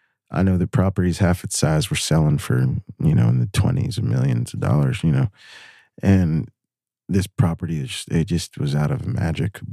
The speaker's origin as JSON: {"language": "English", "country": "United States", "said": "I'm American"}